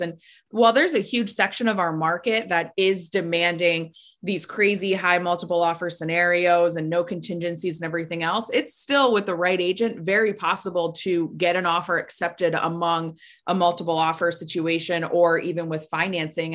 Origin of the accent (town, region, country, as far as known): Florida, United States; born or raised there